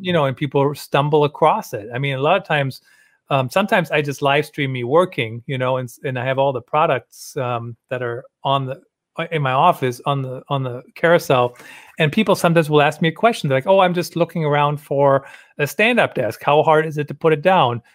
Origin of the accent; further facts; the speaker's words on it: Germany; moved away; I grew up in Germany